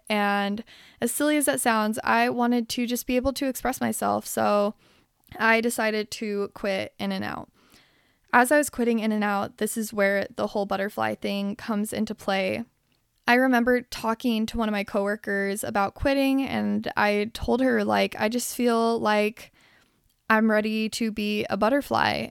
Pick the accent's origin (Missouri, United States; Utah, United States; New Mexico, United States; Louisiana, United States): Utah, United States; Salt Lake City; now in Los Angeles, United States; I was born here in Los Angeles, and then when I was eight, I moved to Salt Lake City, Utah, and that is where I did my growing up.